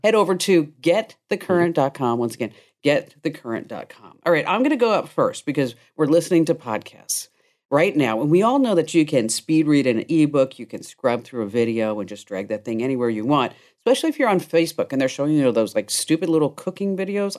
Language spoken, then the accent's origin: English; Watchung, New Jersey, United States; this is where I grew up on Johnston Drive in Watchung, New Jersey.